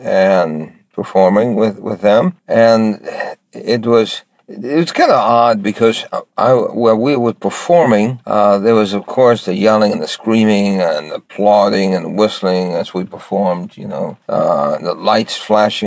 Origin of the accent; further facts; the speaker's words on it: New York City, New York, United States; I grew up in New York City and I was very poor